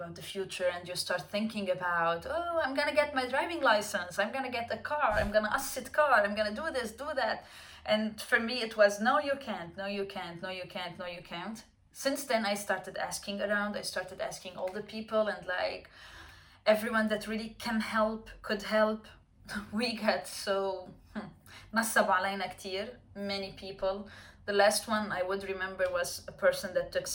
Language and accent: English; Lebanon; moved away; I was born and raised in Lebanon